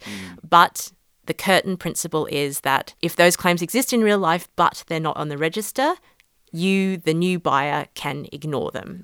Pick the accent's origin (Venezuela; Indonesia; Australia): Australia; moved away as an adult; now in London, United Kingdom; I'm based in London now, but I did my law degree in Australia and I'm Australian originally